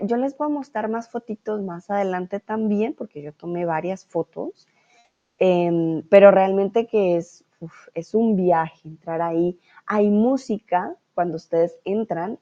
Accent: Bogotá, Colombia; Yo soy de Bogotá

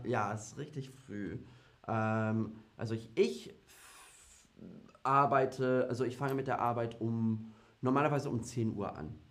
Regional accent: United Kingdom; German is a second language; now in Berlin, Germany; Also ich komme ursprünglich aus Großbritannien

